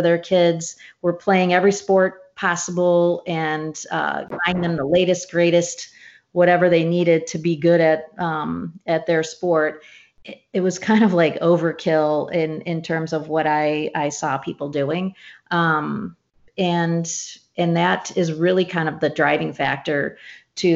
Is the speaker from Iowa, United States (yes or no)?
no; St. Louis, Missouri, United States; I grew up in St. Louis